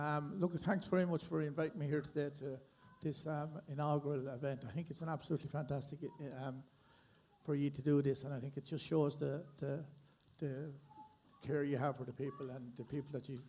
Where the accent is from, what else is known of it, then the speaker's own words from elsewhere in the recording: Timahoe, Leinster, Ireland; now in Stradbally, Ireland; I live in Stradbally and I'm from Timahoe